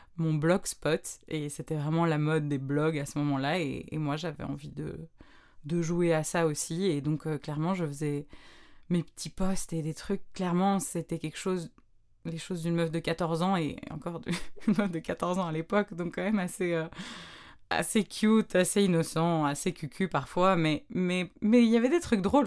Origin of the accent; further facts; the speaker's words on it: Brussels, Brussels-Capital Region, Belgium; vers plus ou moins 9 ans, 9-10 ans, je sais plus trop, je rejoignais ben, dans une autre école à Bruxelles un cours de chant